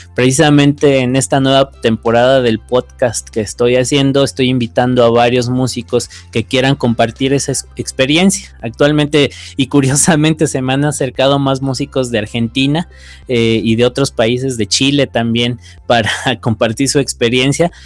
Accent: Mexico City, Mexico; moved away as an adult; now in Guanajuato, Mexico; Soy de la Ciudad de México, pero actualmente estoy radicando en el Bajío, en, Guanajuato.

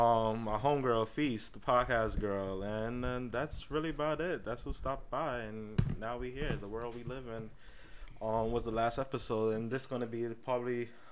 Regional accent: Queens, New York, United States; We come from Queens.

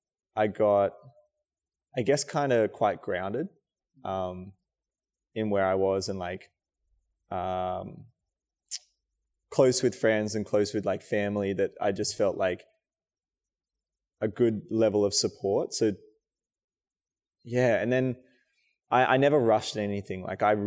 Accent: Braidwood, New South Wales, Australia; And yeah, growing up like in a small area, even when I grew up in Braidwood, every Saturday my dad or my mom, mostly my dad, would drive me for athletics

